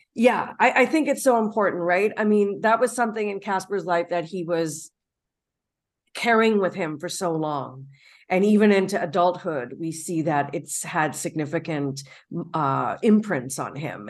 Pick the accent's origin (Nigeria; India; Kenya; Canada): Canada; as a Canadian